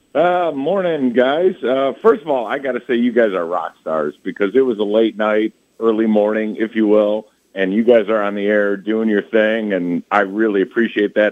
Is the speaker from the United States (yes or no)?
yes; Westmont, Illinois, United States; I'm from Westmont, Illinois